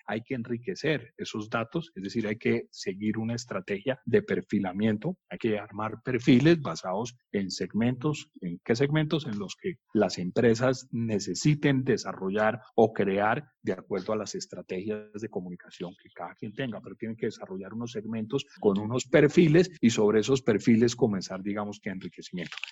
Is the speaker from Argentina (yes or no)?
no; Colombia; Le dije que era de Colombia, de Sudamérica